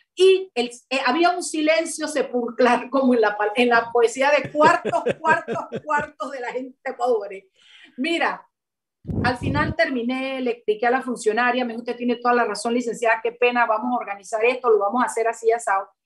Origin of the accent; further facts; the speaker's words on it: Chiriquí, Panama; los chiricanos nos quedamos por fuera, hermana, porque no somos panameños